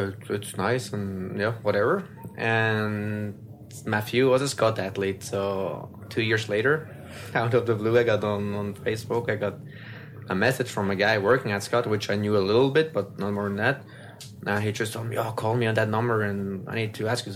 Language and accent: English; Swiss German part of Switzerland, German-speaking Switzerland, Switzerland; first language French; English is a second language; my mother language is French, but I grew up in the German part, Swiss German part